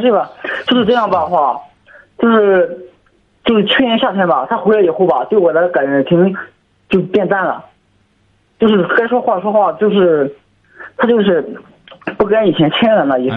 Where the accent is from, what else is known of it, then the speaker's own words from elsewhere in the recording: Zhangqiu, Shandong, China; 我是山东庄秋的